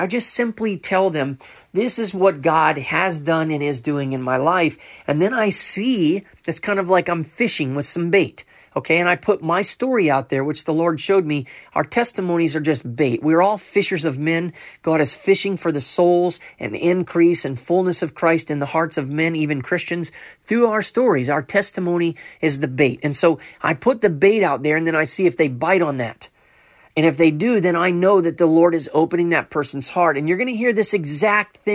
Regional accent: Orlando, Florida, United States; moved away as an adult; I'm from Orlando, Florida, but I moved here about 3 years ago

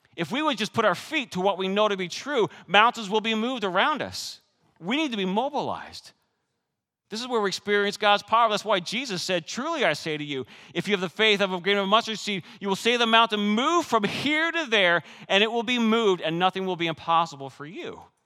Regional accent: Canada; moved away; I grew up in Canada with six years of French

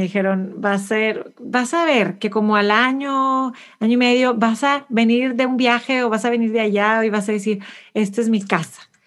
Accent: Mexico; moved away as an adult; now in Houston, United States; soy mexicana por todas estas razones, aunque ni siquiera vivo

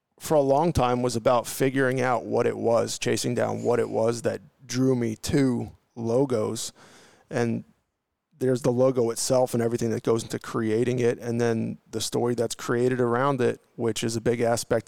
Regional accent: Long Island, New York, United States; I'm from Long Island, New York

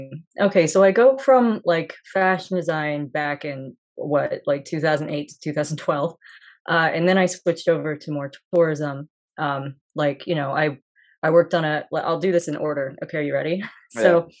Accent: Springfield, Missouri, United States; also born or lived in Osaka, Japan / Columbia, Missouri; I'm originally from Springfield, Missouri, and that's where I am right now as well.

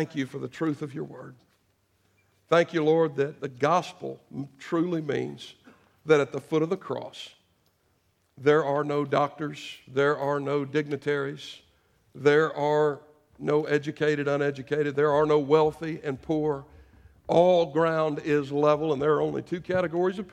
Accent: United States; I am an American

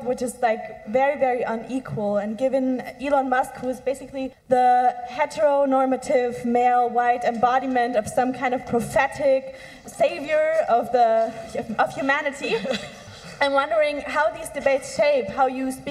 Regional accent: Germany; I'm from Germany

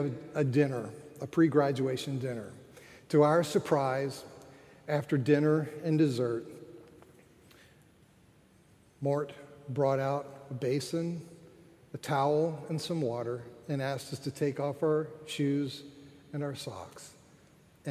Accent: Florida, United States; moved away as an adult; also born or lived in Philadelphia; I'm from Florida

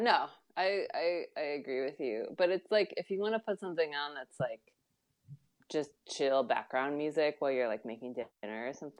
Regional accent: California, United States; moved away; I grew up in California, or at least I was born there.

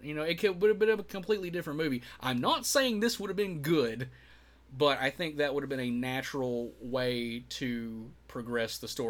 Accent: United States; Yeah, I am all American, so fuck you, Titty Flippin' Travis.

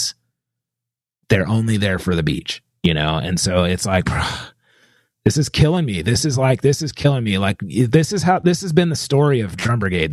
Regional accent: California, United States; I was born in California.

